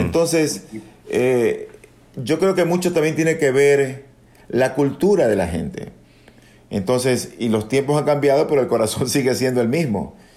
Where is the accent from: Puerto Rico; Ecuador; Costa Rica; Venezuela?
Ecuador; also born or lived in Dominican Republic; luego de haber terminado la escuela de medicina en mi país, es decir, acá en Ecuador